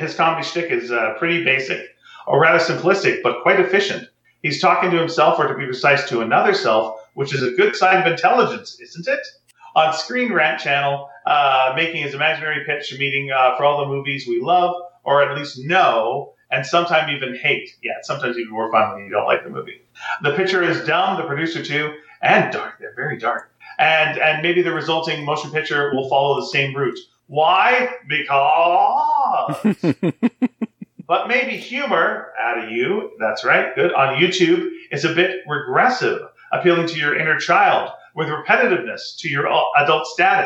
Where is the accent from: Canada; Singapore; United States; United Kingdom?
Canada; Montreal, Quebec; I'm from Montreal.